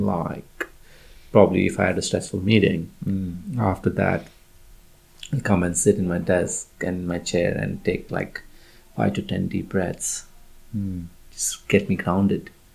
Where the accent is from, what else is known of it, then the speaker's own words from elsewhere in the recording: India; moved away; I was born in India and uh, raised in India